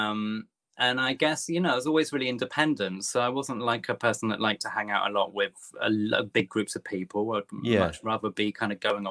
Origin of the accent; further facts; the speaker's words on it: Topsham, South West England, United Kingdom; now in London, United Kingdom; I've been in London 25 years, but I'm originally from Devon.